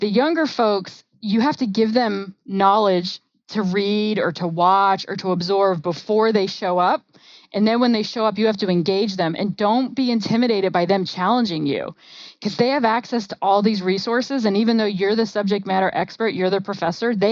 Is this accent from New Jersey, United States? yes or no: yes; New Jersey, United States; I'm from New Jersey